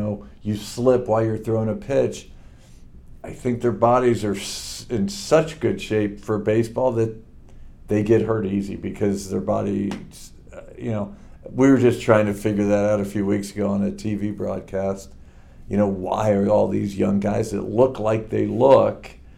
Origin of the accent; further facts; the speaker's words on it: Springfield, Missouri, United States; also born or lived in Chillicothe, Ohio / New Jersey / Leavenworth; And so we moved from Chillicothe to New Jersey to Leavenworth to Colorado Springs to Springfield, Missouri. And that's where I went to high school, met Joanne, my wife, and made Missouri home. But born in Chillicothe.